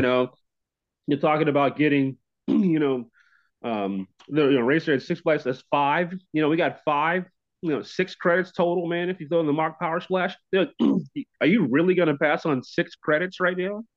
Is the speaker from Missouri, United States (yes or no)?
yes; Kennett, Missouri, United States; I was born in Kennett, Missouri.